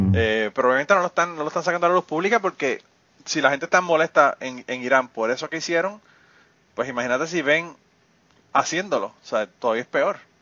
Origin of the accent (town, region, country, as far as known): Puerto Rico; born or raised there; moved away